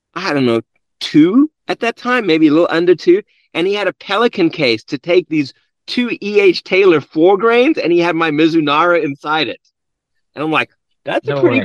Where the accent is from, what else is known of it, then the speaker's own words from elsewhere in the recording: South Africa; now in United States; born and raised in South Africa, came here in 1993